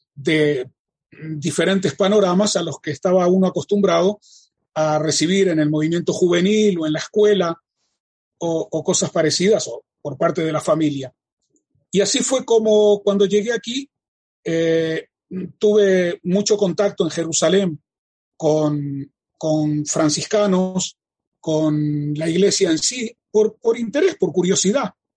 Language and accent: Spanish; Uruguay; moved away as an adult; now in Israel; Nací en la República Oriental del Uruguay